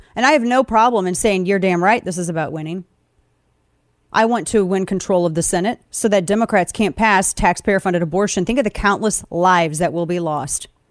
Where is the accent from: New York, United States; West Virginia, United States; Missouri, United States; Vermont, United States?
Missouri, United States; Show Me State; moved away; I'm from the Show Me State originally